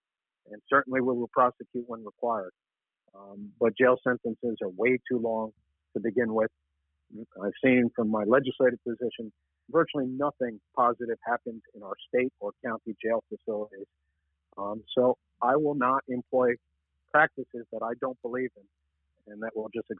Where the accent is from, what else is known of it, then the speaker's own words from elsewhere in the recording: New York City, New York, United States; The neighborhood I grew up in Washington Heights and upper Manhattan